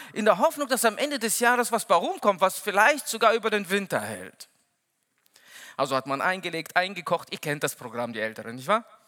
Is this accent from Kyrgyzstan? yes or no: yes; Kyrgyzstan; now in Lage, Germany; Ich bin der Älteste von sechs Kindern. Und, ähm, Bei uns in Kirgisien